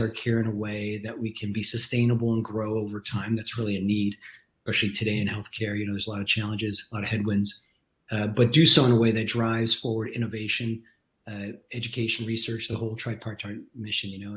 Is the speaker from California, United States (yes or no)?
yes; California, United States; moved away as an adult; also born or lived in Minnesota; I grew up in California. Yeah, so I was a California kid the whole way.